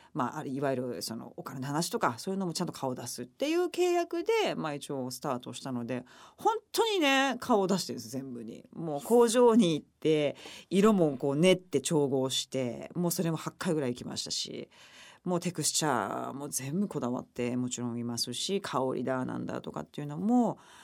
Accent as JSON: {"language": "Japanese", "region": "Okayama", "country": "Japan", "tie": "born or raised there", "moved": "yes", "said": "私の地元岡山"}